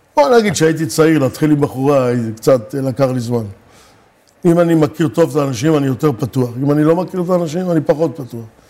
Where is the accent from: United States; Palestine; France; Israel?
Israel; Rishon LeZion, Central District; also born or lived in Morocco / Givat Olga, Hadera; עברנו לגור בראשון